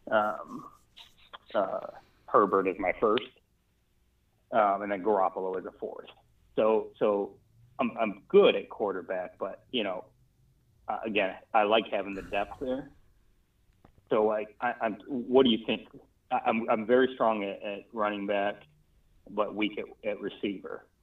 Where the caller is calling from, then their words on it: Washington, District of Columbia, United States; Capitol Hill, DC.